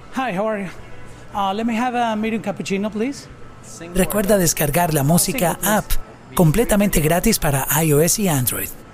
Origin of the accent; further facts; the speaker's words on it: Colombia; los que somos de Colombia